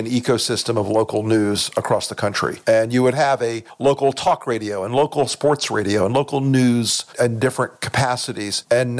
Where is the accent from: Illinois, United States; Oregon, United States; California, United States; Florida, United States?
Florida, United States; Tampa; I grew up in Tampa, Florida.